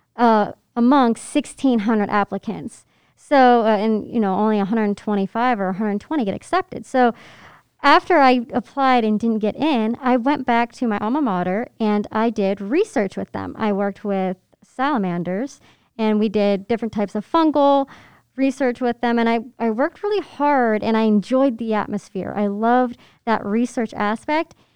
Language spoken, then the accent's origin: English; Pennsylvania, United States; moved away; I grew up in Pennsylvania